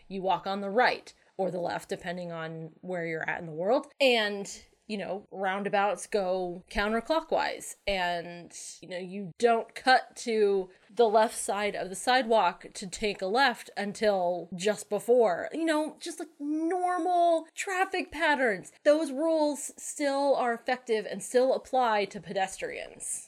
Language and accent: English; Connecticut, United States; moved away; also born or lived in New Hampshire; I grew up calling them rotaries in Connecticut.